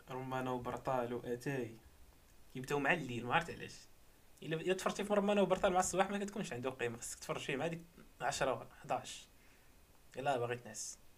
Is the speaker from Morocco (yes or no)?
yes; Morocco; حنا مغاربه